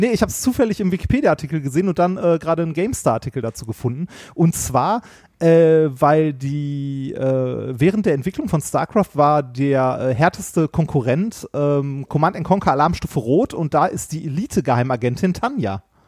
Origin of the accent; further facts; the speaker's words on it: Essen, North Rhine-Westphalia, Germany; also ich bin ja in Stoppenberg zur Schule gegangen, direkt an der Grenze zu Gelsenkirchen